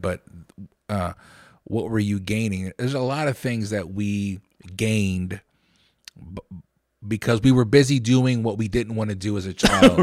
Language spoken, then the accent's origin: English; Lancaster, Pennsylvania, United States; I'm from Lancaster